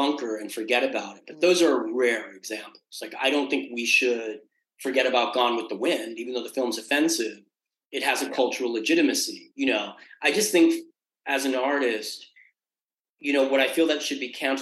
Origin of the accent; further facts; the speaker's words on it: New York City, New York, United States; I was born in Queens